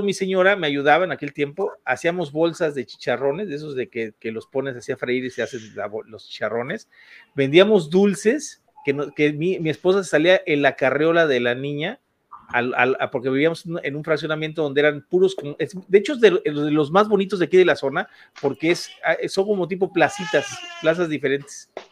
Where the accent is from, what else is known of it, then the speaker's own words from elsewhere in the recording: Ciudad Valles, San Luis Potosí, Mexico; moved away; also born or lived in Mexico City; salí de la Ciudad de México y me vine a mi tierra natal, que de aquí, yo de aquí soy